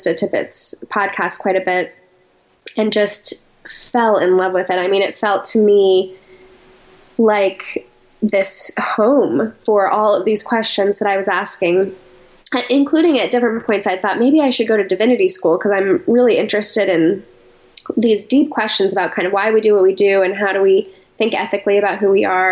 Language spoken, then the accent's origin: English; Colorado Springs, Colorado, United States; moved away as an adult; also born or lived in New York City; I grew up in Colorado Springs, Colorado